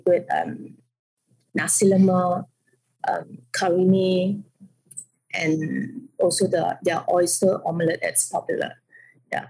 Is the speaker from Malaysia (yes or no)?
yes; Parit Buntar, Perak, Malaysia; also born or lived in Taiping; now in Penang, Malaysia; was grown up in a small town named Paragunta, which is at the border of Penang and Kedah State